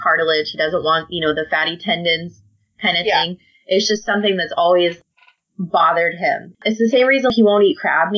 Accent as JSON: {"language": "English", "region": "Midwest", "country": "United States", "tie": "born or raised there", "said": "I grew up in the Midwest"}